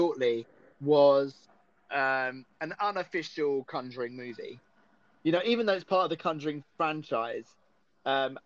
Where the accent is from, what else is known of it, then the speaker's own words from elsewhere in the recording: Essex, East of England, United Kingdom; they do come to Essex and film about the werewolf, because that's my hometown